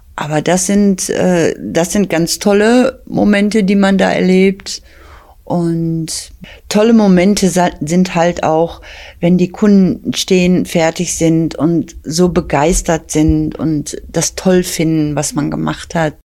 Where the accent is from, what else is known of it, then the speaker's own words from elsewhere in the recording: Bottrop, North Rhine-Westphalia, Germany; Bottrop ist meine Geburtsstadt. Ich kenne noch sehr vieles aus Altbottrop und kann mich da auch sehr gut dran erinnern